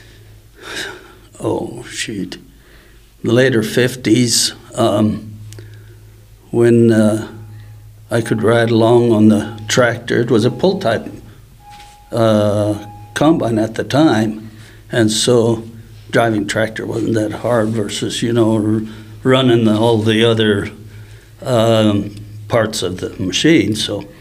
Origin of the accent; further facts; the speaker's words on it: Morse, Manitoba, Canada; I grew up in Morse, Manitoba, Canada